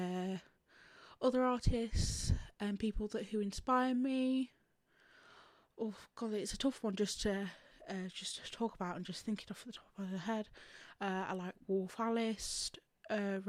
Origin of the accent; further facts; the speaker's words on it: England, United Kingdom; I'm from England